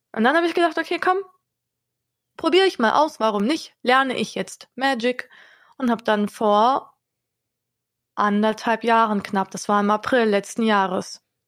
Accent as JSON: {"language": "German", "town": "Wiesbaden", "region": "Hesse", "country": "Germany", "tie": "born or raised there", "also_born_or_lived": "Hannover", "moved": "yes", "lives_now": "Hanover, Germany", "said": "wenn ich nach Wiesbaden fahre, meiner Heimat"}